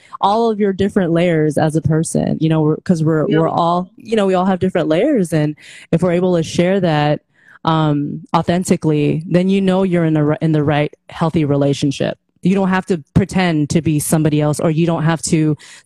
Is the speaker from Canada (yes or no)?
no; Philippines; moved away; I was born in the Philippines